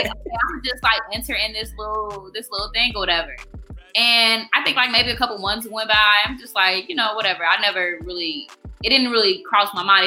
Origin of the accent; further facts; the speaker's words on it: Chicago, Illinois, United States; also born or lived in Evergreen Park / Blue Island; I'm from the South Side. Um, I was born at Evergreen Park, and kind of just out south, like my whole life, pretty much.